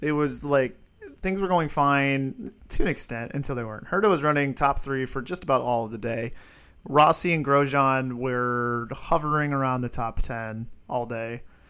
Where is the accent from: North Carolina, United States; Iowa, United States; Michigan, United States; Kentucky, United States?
Iowa, United States; I was born in Iowa